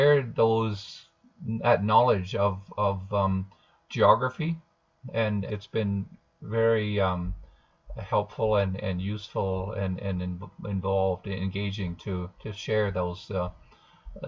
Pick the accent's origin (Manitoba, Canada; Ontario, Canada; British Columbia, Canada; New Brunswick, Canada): Ontario, Canada; Southern; now in Alberta, Canada; I grew up in Southern Ontario